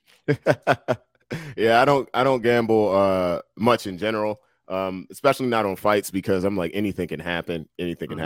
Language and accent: English; Washington, District of Columbia, United States; I grew up in Southeast DC